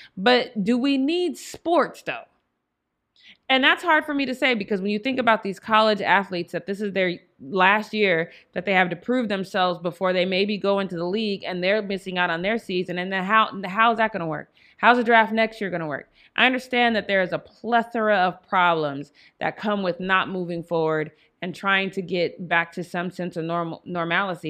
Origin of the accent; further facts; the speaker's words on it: Denver, Colorado, United States; moved away; I am from Denver, Colorado